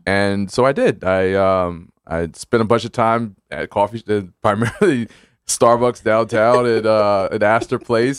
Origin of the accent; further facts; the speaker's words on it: Brooklyn, New York, United States; also born or lived in Hempstead, Long Island / New Haven; my family's from the Caribbean, but I grew up in Brooklyn